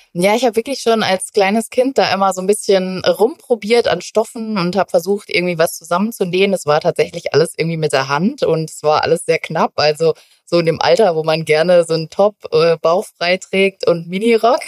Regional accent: North Rhine-Westphalia, Germany; moved away as an adult; now in Munich, Germany; Tatsächlich komme ich ja eigentlich aus NRW

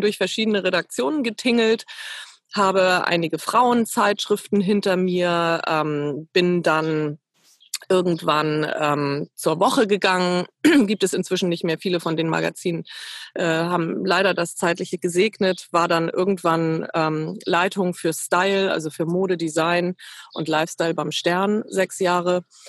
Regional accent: Ahrensburg, Schleswig-Holstein, Germany; moved away as an adult; also born or lived in Eutin; now in Hamburg, Germany; ich bin geboren in Eutin in Schleswig-Holstein, aufgewachsen in Ahrensburg, auch äh, im südlichen Schleswig-Holstein, nördlich von Hamburg

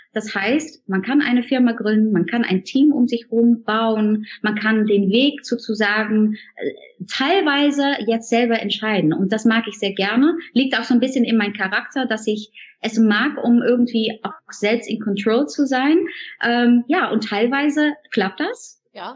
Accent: Netherlands; German is a second language; moved away; weil wir Holländer, wir machen das so gerne so morgens so, so Kaffee trinken. Kopje Koffee, sagen wir dann

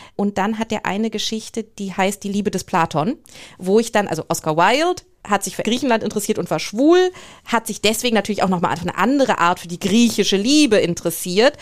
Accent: Germany; moved away as an adult; also born or lived in England; als Deutscher

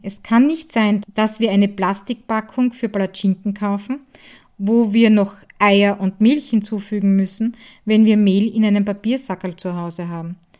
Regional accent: Hart bei Graz, Styria, Austria; von Die Handwerkstätte aus meiner Heimat in Hart bei Graz in der grünen Steiermark

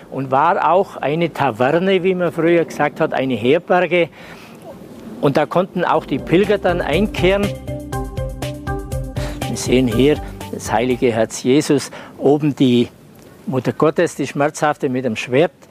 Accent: Maria Steinbach, Bavaria, Germany; Ich komme hier aus dem Nachbarort aus Maria Steinbach und darf Sie heute durchs Museum führen.

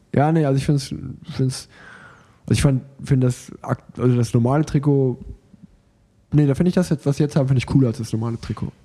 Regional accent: Sauerland, North Rhine-Westphalia, Germany; moved away; in meiner alten Heimat

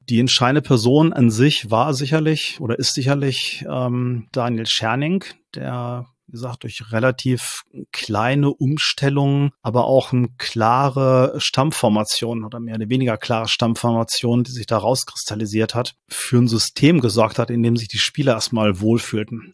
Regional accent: Braunschweig, Lower Saxony, Germany; moved away; bin nicht gebürtiger Braunschweiger, aber ich bin direkt am Eintrachtstadion aufgewachsen, also bin auch in Braunschweig eingeschult worden.

